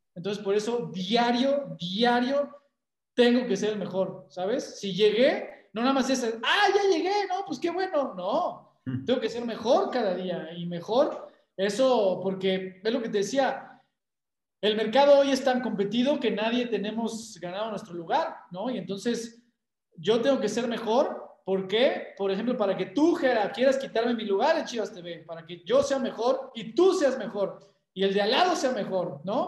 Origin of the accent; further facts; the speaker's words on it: Mexico; como mexicano que soy